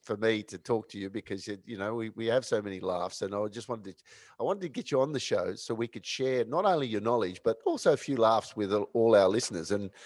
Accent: Sydney, New South Wales, Australia; born or raised there

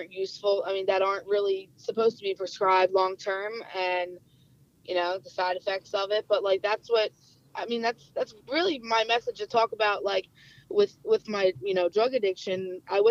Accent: New Jersey, United States; I'm from New Jersey

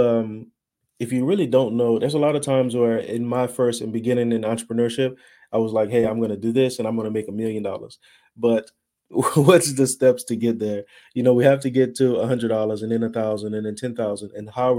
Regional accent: Louisiana, United States; now in Dallas, United States; I'm from Louisiana. I'm in Dallas, Texas area now

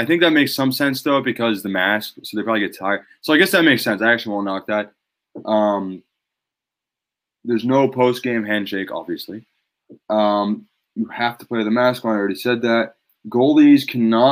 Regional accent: Massachusetts, United States; This is where we're from. We're from Massachusetts

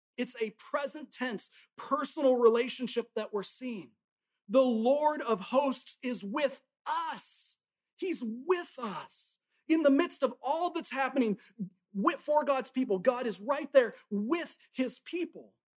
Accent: Tacoma, Washington, United States; now in Alabama, United States; I grew up up in Tacoma, Washington, and up in Washington state, we have mountains

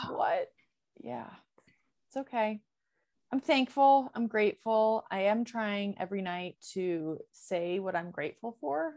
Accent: Michigan, United States; in my neighborhood where I grew up in Michigan

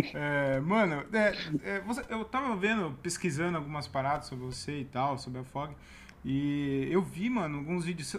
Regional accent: Várzea Paulista, São Paulo, Brazil; Eu sou de Várzea Paulista

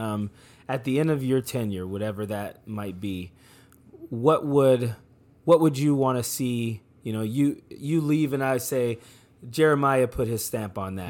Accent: New Orleans, Louisiana, United States; now in Modesto, United States; I grew up in New Orleans, Louisiana

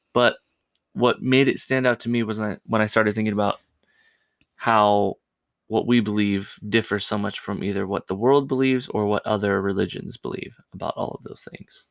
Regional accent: California, United States; I grew up in California

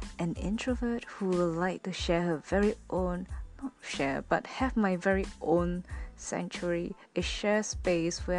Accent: Singapore; moved away as an adult; now in Japan; I'm from Singapore, a Singaporean Chinese

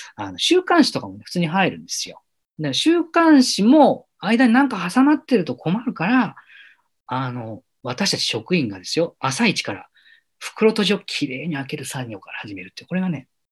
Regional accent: Yamanashi, Japan; moved away as an adult; now in Tokyo, Japan; 私の地元の山梨

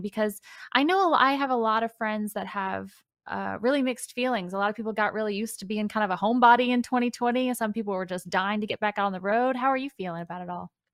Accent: Floyds Knobs, Indiana, United States; the town that I'm from, which was Floyd's Knobs

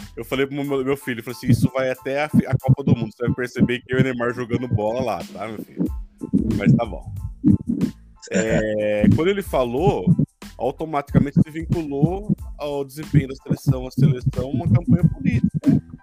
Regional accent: São Paulo, Brazil; me sinto paulista, paulistano

